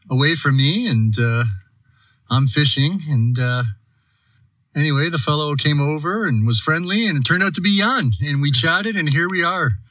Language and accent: English; Saint John, New Brunswick, Canada; moved away as an adult; also born or lived in Calgary; now in Canmore, Canada; … from? From originally born and bred in St. John, New Brunswick on the east coast of Canada, but I've been living in Canmore and Calgary for the last eight years, back and forth between the two.